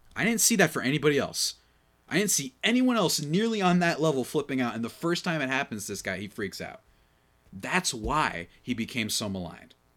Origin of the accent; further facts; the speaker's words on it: East Coast, United States; I grew up on the East Coast